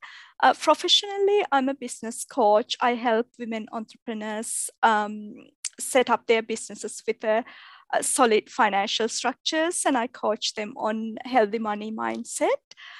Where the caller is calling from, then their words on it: Melbourne, Victoria, Australia; So I'm recording this from Melbourne, Australia.